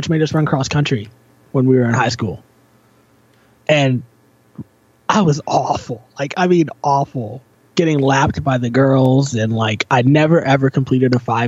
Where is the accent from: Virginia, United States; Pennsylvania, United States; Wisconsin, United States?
Virginia, United States; now in Toronto, Canada; I grew up in Virginia.